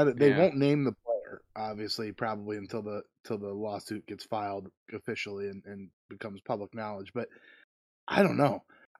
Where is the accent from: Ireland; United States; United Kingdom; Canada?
Ireland; As an Irishman, I feel it necessary to root for Rory McIlroy.